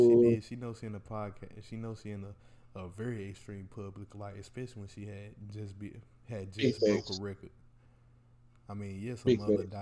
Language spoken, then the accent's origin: English; United States; I'm American